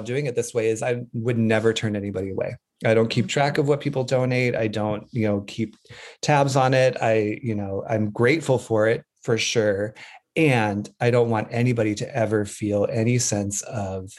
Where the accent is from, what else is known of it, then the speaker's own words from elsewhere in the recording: Wyoming, United States; I grew up in Wyoming